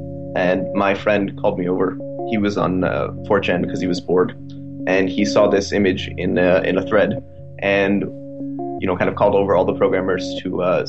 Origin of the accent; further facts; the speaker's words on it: Bay Area, California, United States; I'm a senior from Bay Area, California.